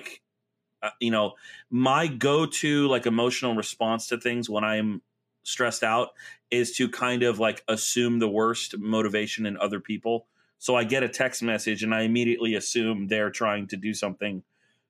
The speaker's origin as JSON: {"language": "English", "region": "Florida", "country": "United States", "tie": "born or raised there", "moved": "yes", "said": "I grew up in Florida where 88's like, oh, it's cool today."}